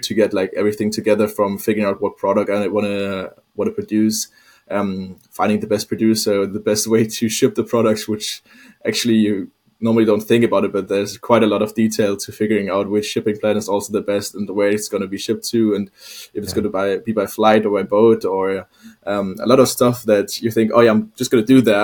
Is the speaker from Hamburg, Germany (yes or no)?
yes; Hamburg, Germany; moved away as an adult; now in Copenhagen, Denmark; I'm actually from Hamburg